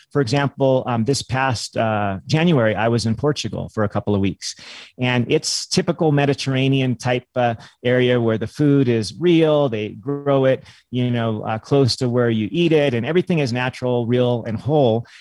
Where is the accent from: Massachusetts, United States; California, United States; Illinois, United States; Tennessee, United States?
California, United States; I grew up in California